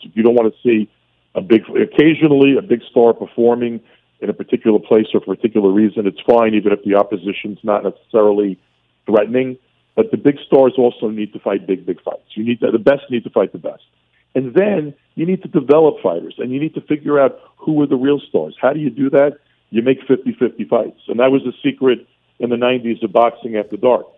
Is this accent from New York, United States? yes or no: yes; New York City, New York, United States; accent: heavy Brooklyn; I knew I was a kid from Brooklyn. My family wasn't rich. You know, I had a, I had a heavy Brooklyn accent